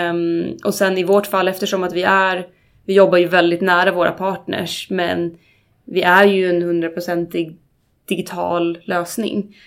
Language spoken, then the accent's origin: Swedish; Uppsala, Uppsala County, Sweden; Jag är uppvuxen ute, ute, ute i skogen utanför Uppsala.